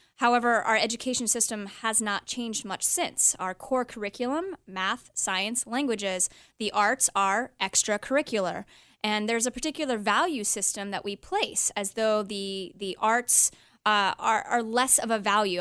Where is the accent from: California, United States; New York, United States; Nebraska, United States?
California, United States; Los Angeles; I was born actually in Los Angeles